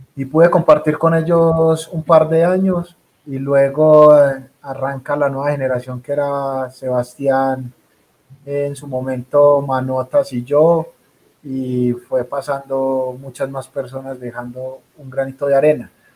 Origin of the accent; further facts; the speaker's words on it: Colombia; nosotros como colombianos